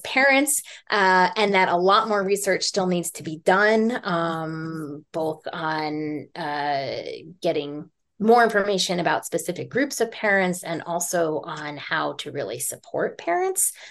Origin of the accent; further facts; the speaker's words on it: New York City, New York, United States; moved away as an adult; also born or lived in Humboldt County, California; I grew up in New York City.